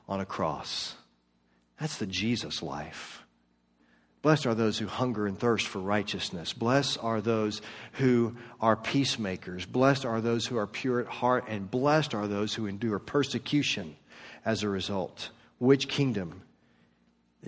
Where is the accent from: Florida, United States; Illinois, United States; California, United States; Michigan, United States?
Florida, United States; Orlando; moved away as an adult; also born or lived in Marietta, Georgia / Flowery Branch, Georgia; now in Georgia, United States; I was raised in Orlando in the suburbs